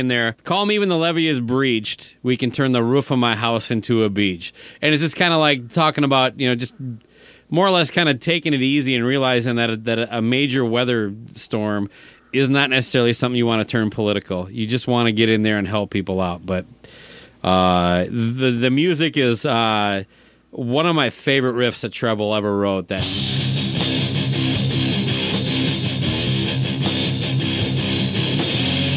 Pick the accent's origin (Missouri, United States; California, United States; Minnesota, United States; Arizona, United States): Minnesota, United States; Owatonna; moved away; it's my hometown